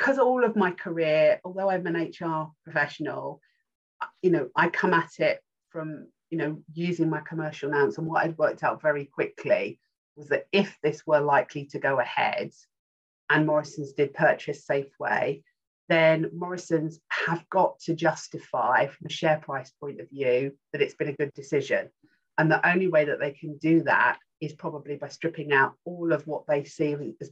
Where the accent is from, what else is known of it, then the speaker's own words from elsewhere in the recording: Rainham, London, United Kingdom; moved away as an adult; also born or lived in Kent; we then moved on to the outskirts of Essex, and we lived in Raynham.